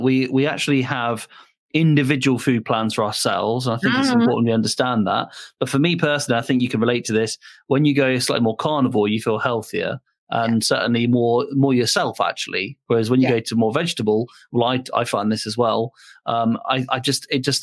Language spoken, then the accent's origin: English; Norfolk, East of England, United Kingdom; my childhood growing up in Norfolk